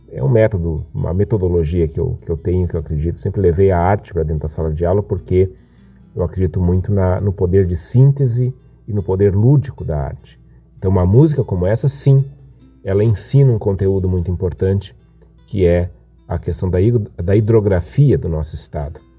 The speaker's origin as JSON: {"language": "Portuguese", "town": "Viamão", "region": "Rio Grande do Sul", "country": "Brazil", "tie": "born or raised there", "said": "Me criei em Itapuã ia muitas e muitas vezes, fins de semana"}